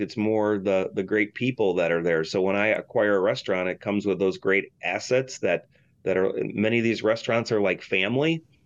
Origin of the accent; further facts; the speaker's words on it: Michigan, United States; I'm from Michigan